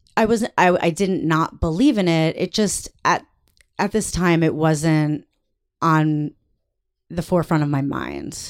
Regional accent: New York, United States; moved away as an adult; also born or lived in Massachusetts; now in Los Angeles, United States; I lived in New York. I'm from New York

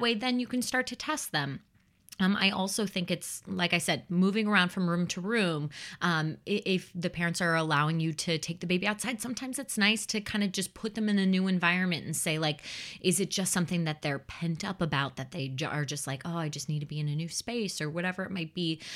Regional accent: Chicago, Illinois, United States; I grew up in the Chicagoland area

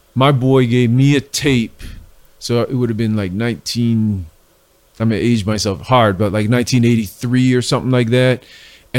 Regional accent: Cleveland, Ohio, United States; moved away as an adult; now in Philadelphia, United States; I'm from Cleveland, so I'm not from Philly. You know, I've been out in Philly, I don't know, 25 years now or something like that. But I grew up in Cleveland

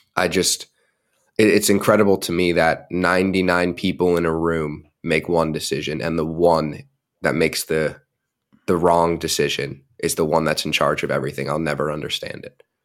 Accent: United States; as an American

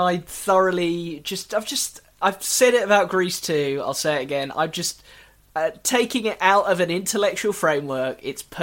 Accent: United Kingdom; I'm British

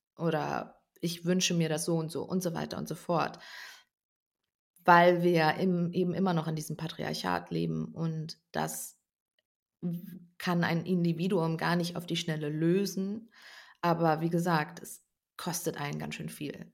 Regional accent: North Rhine-Westphalia, Germany; ich komme ursprünglich aus Ostwestfalen

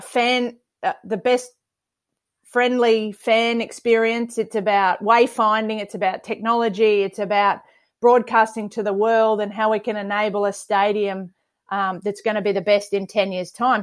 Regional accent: Queensland, Australia; also born or lived in Townsville / Brisbane; I've lived here thirty-three years and the other fifteen of my life were in Townsville. So I'm absolutely, I bleed Maroon. I'm a Queenslander through and through

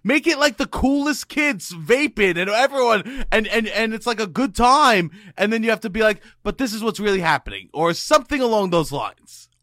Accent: New York, United States; growing up in New York

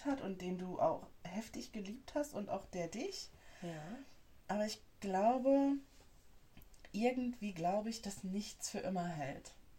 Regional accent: North Rhine-Westphalia, Germany; moved away; bei uns in NRW

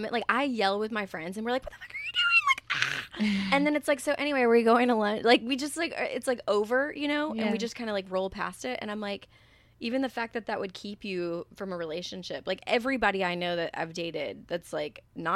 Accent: Southern United States, United States; And I'm from the South, where it's like my mom had a degree, and we were still on the poverty line because she was in newspapers.

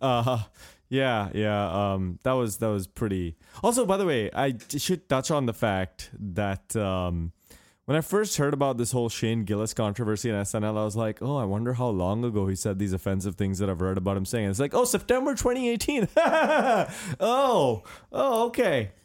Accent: United States; I'm American

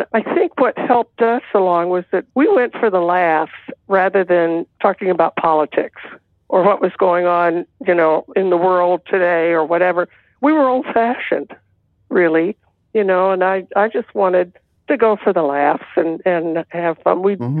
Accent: Texas, United States; Because I'm from Texas and my family was from Arkansas.

